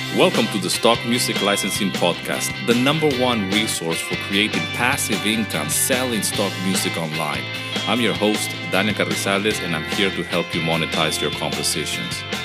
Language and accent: English; Venezuela; also born or lived in United Kingdom; now in Greece; I was born in the U K, but I grew up in Venezuela